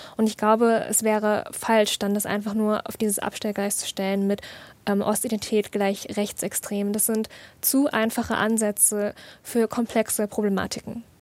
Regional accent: East Germany, Germany; meine ostdeutsche, meine migrantisch-ostdeutsche Identität

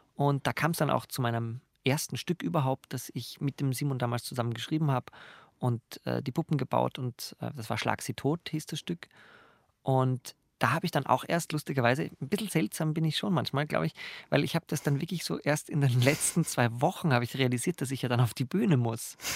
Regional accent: Graz, Styria, Austria; ich komme aus Graz

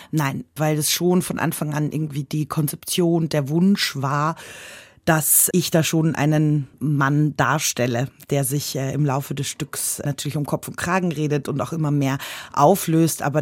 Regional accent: Austria; habe so gedacht, naja, ich mag ja Herausforderungen und ich bin ja aus Österreich und ich mag Bergsteigen

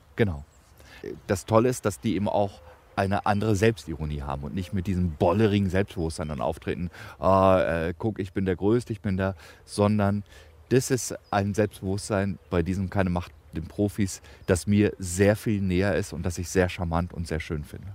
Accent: Evershorst, Lower Saxony, Germany; now in Berlin, Germany; meinen Geburtsort eben Evershorst

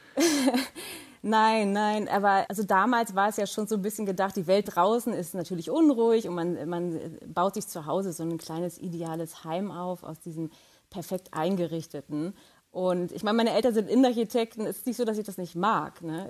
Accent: Germany; als Deutsche

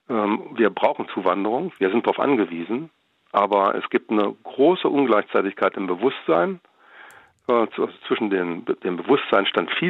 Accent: Wolfsburg, Lower Saxony, Germany; ich komme aus Wolfsburg, ähm, VW-Werk hatte ja ähm, Ende der 50er und Anfang der 60er Jahre eine ähm, sagen wir doch sehr starke Arbeitsmigration aus Italien.

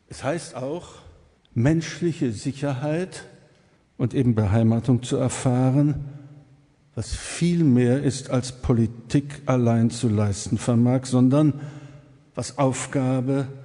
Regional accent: East Germany, Germany; ich darf das als Ossi sagen

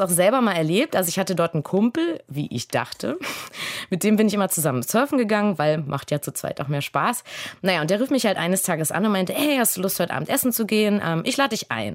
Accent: Germany; also born or lived in Berlin / Los Angeles

